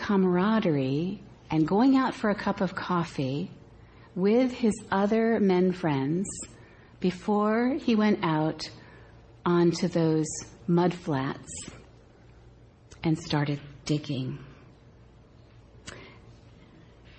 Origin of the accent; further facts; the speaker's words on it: Cape Cod area, Massachusetts, United States; accent: Cape Cod / Massachusetts (non-rhotic); moved away; We lived in an ocean town, and our lives were always oriented to the sea. And so Dad is sitting at one of our favorite places to eat, and you have to know that coming from the Cape Cod area, I will revert to my real accent.